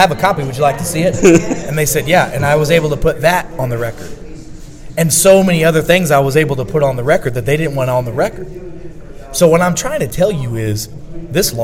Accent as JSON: {"language": "English", "region": "Missouri", "country": "United States", "said": "I'm from Missouri."}